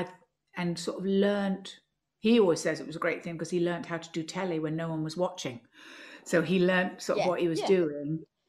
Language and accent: English; London, United Kingdom; now in Edinburgh, United Kingdom; I also still feel that I'm a Londoner because I go to London so much for work and I miss it if I don't see it.